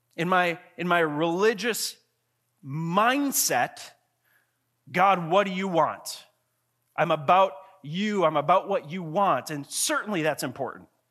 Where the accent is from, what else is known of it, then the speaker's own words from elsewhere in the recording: Grand Marais, Minnesota, United States; I grew up in Grand Marais, Minnesota, up on Lake Superior